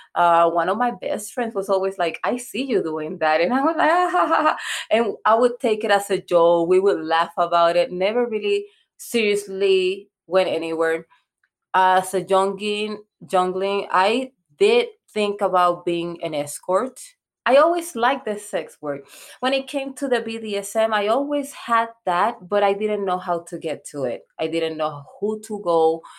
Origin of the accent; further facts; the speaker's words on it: Puerto Rico; English is a second language; now in United States; I'm from Puerto Rico.